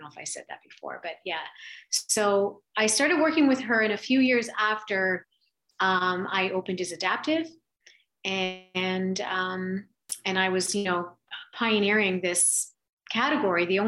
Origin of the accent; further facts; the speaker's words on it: Canada; being Canadian doing fashion